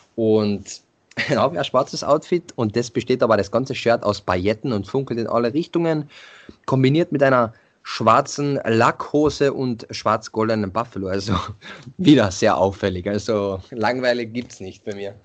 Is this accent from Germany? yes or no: no; Carinthia, Austria; bei uns in Kärnten